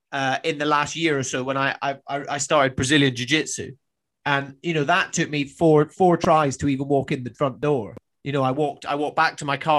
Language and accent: English; Highlands of Scotland, United Kingdom; moved away as an adult; also born or lived in Australia; I grew up in the Highlands of Scotland.